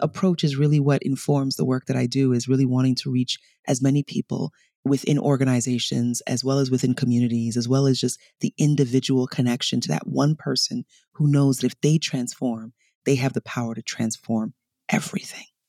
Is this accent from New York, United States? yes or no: yes; New York City, New York, United States; also born or lived in Nigeria / Bronx; I was born in Nigeria, I was raised in New York, and when we came over, my father was a diplomat